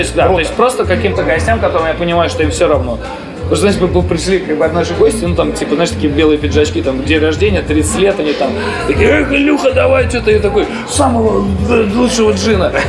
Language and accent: Russian; Slantsy, Leningrad Oblast, Russia; moved away as an adult; also born or lived in Siberia; now in Saint Petersburg, Russia; я из Сланцев, я в Сибири родился, а в Ленобласти город Сланцы есть